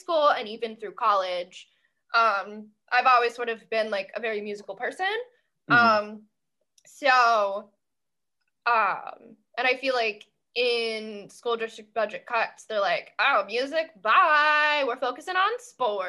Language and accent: English; Lancaster County, Pennsylvania, United States; in Lancaster County, Pennsylvania, my hometown